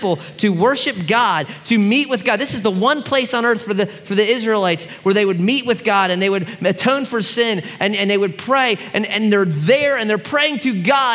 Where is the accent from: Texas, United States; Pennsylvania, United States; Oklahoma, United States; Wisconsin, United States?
Pennsylvania, United States; Philadelphia; growing up in Philly, there was one sports team you could root for, the Eagles